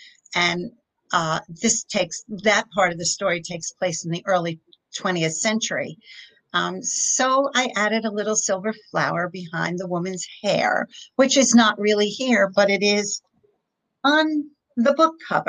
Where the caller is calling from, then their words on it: Fair Lawn, New Jersey, United States; I'm in Fairlawn, New Jersey right now. It's about 10 miles outside of Manhattan.